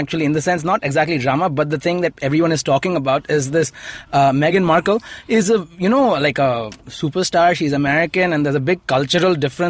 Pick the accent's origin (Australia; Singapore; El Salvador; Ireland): Singapore; moved away; also born or lived in Karnataka; I grew up in Singapore, but technically my ancestors...